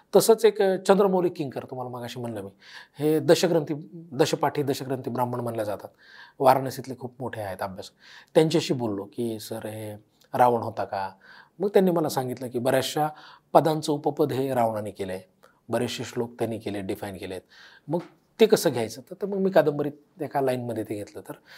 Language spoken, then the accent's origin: Marathi; Beed district, Maharashtra, India; बीड जिल्ह्यात आमच्या जिल्ह्यात